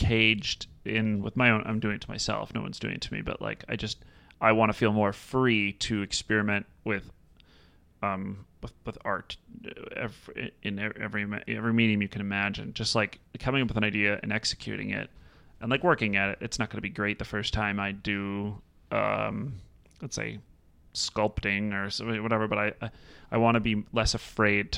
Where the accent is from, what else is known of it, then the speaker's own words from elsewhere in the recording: North Shore, Illinois, United States; I grew up on the North Shore